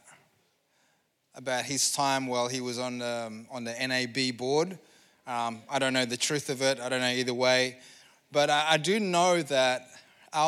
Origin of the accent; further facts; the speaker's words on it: Indonesia; moved away; I come from Indonesia